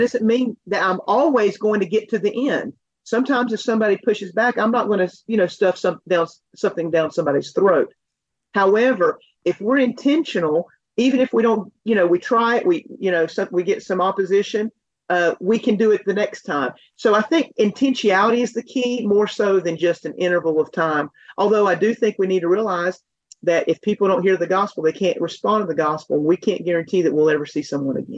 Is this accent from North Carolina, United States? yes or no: yes; Asheville, North Carolina, United States; now in Fort Worth, United States; I'm from Asheville, North Carolina area, but reside now in Fort Worth, Texas